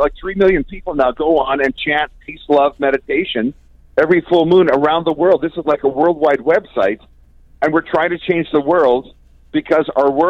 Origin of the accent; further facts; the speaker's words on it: Canada; I love being Canadian.